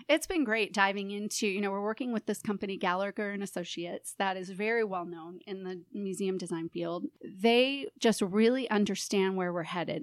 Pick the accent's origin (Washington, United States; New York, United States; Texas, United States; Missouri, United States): Missouri, United States; St. Louis; also born or lived in Phoenix, Arizona / San Francisco, California; I'm originally from Saint Louis, grew up here, and after college, um, moved away and was in the Southwest and in California